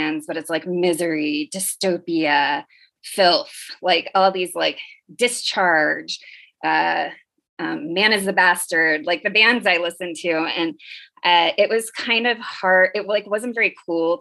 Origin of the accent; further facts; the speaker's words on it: the Valley, California, United States; also born or lived in Oakland; I grew up in the Valley-ish. Like, I've been in California since I was 6